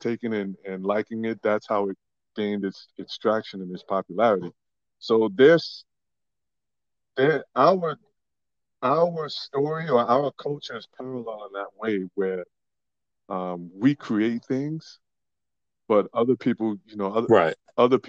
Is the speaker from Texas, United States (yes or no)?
no; New York City, New York, United States; also born or lived in Henrico County, Virginia; now in Richmond, United States; I'm born and raised in the Bronx.